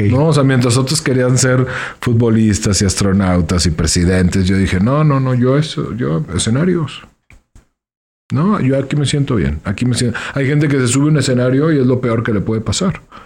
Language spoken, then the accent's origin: Spanish; León, Guanajuato, Mexico; soy de León. Soy de León.